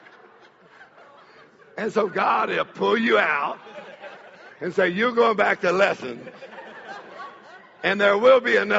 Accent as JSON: {"language": "English", "region": "Texas", "country": "United States", "said": "I'm from Texas"}